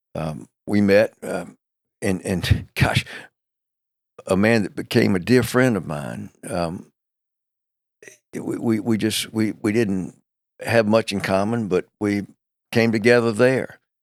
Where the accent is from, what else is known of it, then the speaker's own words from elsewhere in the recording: Macon, Georgia, United States; now in Charlotte, United States; Macon, Georgia is eighty-five miles south of Atlanta, uh, right in the middle of the state of Georgia. Uh, it's, it's, um, um, a wonderful place to have grown up